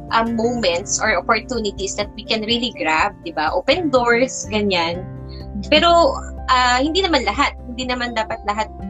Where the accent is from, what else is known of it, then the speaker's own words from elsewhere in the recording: Caloocan, Metro Manila, Philippines; I'm from Caloocan